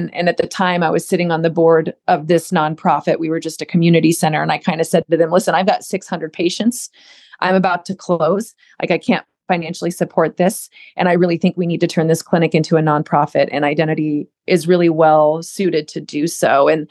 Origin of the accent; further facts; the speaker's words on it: Southern United States, United States; I was raised in the South, raised in a religious military home